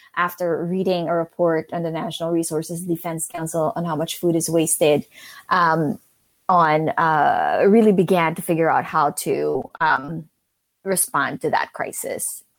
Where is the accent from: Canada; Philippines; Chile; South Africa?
Philippines; moved away as an adult; also born or lived in New York City; now in Pittsburgh, United States; I grew up in the Philippines and, um, moved to New York City after college